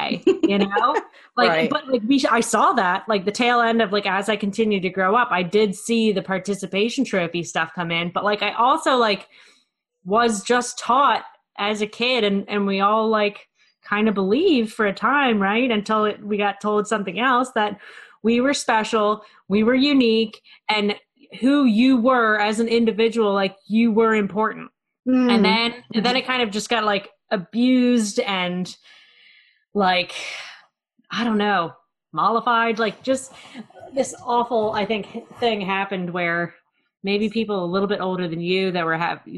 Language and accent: English; Maryland, United States; I'm from Maryland